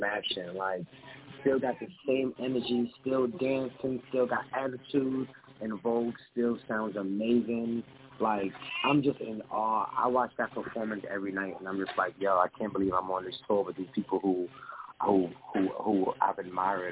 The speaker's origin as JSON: {"language": "English", "town": "New York City", "region": "New York", "country": "United States", "said": "I'm actually from the Bronx in New York"}